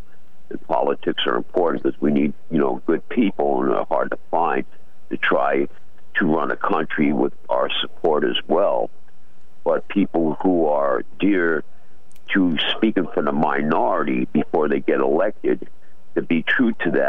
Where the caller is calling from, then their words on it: Norwich, Connecticut, United States; from Norwich.